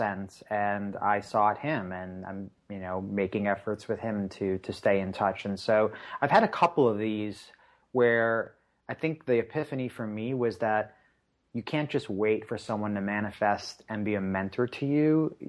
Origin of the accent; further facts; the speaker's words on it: Long Island, New York, United States; In terms of just sort of like, growing up in Long Island, you had this sort of, Long Island definitely has its people they call their own